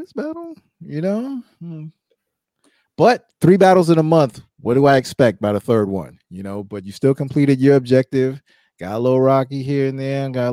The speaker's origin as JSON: {"language": "English", "region": "New York", "country": "United States", "tie": "born or raised there", "said": "me growing up in New York"}